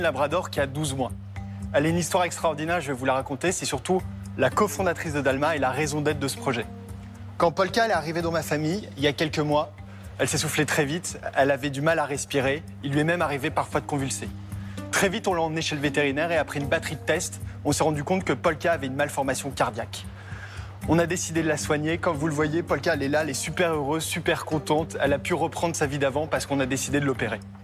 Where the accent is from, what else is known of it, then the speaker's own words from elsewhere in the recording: Paris, Île-de-France, France; j'ai 29 ans et je suis originaire de Paris.